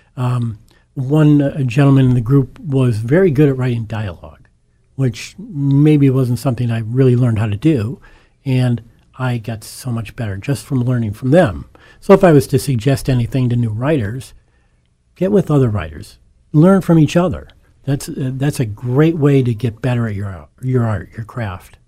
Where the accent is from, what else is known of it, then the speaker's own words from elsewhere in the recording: Scranton, Pennsylvania, United States; born and raised in Scranton, uh, one of eight children of educated in the Scranton School District and went to the University of Scranton